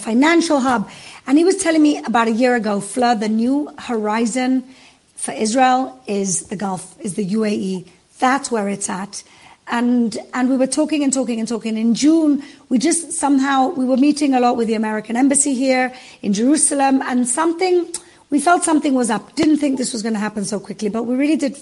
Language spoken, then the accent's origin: English; Gibraltar; I come from Gibraltar, which is opposite Morocco. My mom's from Morocco